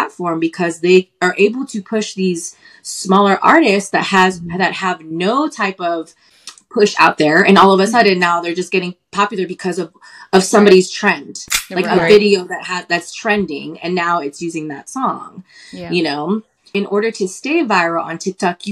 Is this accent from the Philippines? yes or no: yes; Philippines; I'm Filipino